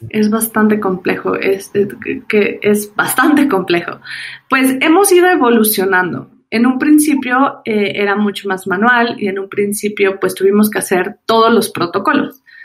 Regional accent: Mexico; soy mexicana.

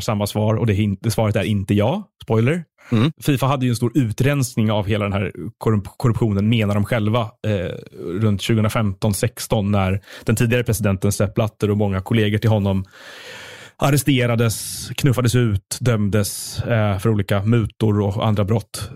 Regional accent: Stockholm, Stockholm County, Sweden; jag är också uppvuxen i Stockholm, eh, och i stan

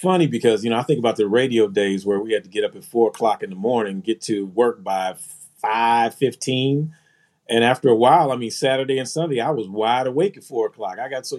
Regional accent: Philadelphia, Pennsylvania, United States; born there; Well, growing up for me, man, I was born in Philly. My dad was from Philly, and my mom is from New York.

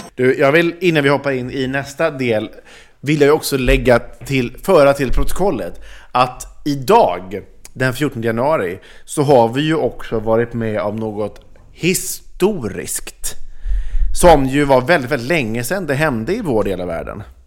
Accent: Sweden; oss som är svenskar

